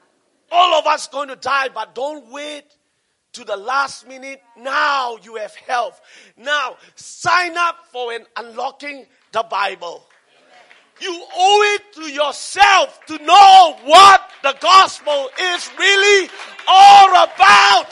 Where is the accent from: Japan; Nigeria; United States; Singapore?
Singapore; I'm Singaporean